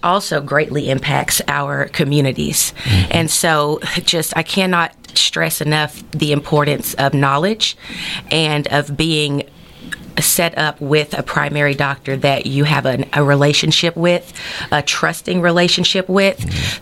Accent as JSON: {"language": "English", "town": "Texarkana", "country": "United States", "tie": "born or raised there"}